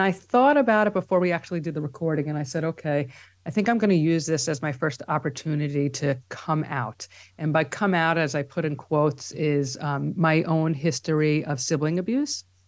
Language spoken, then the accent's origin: English; New York City, New York, United States; accent: New York; also born or lived in Long Island, New York; now in New York City, United States; we grew up, uh, for the first many years in Riverdale, which is in the Bronx